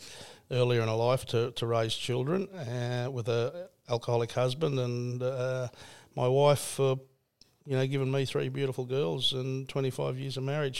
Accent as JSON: {"language": "English", "country": "Australia", "said": "That's one of the greatest things you can do as an Aussie."}